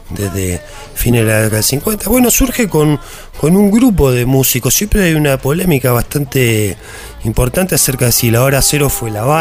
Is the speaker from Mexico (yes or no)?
no; Villa Gesell, Buenos Aires Province, Argentina; yo soy de Gesell. Claro. Nacido y criado.